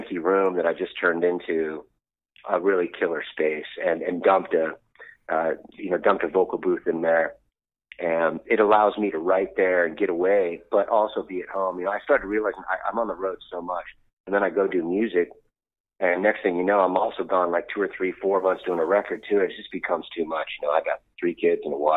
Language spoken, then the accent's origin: English; Southern California, United States; a kid growing up in Southern California